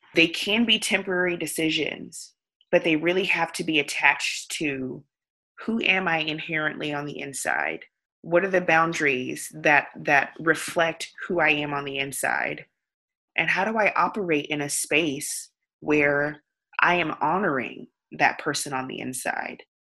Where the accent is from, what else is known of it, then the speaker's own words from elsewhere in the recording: the South, United States; I grew up in the South